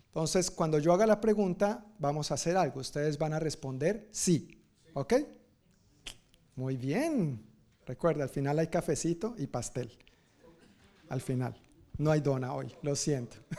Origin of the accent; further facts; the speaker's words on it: Colombia; Yo, no soy, bueno, de Sudamérica, pero colombiano